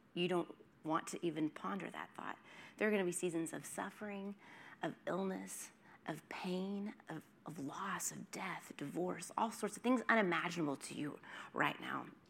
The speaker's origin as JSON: {"language": "English", "region": "Oklahoma", "country": "United States", "moved": "yes", "lives_now": "Los Angeles, United States", "said": "I'm from Oklahoma. We have tornadoes"}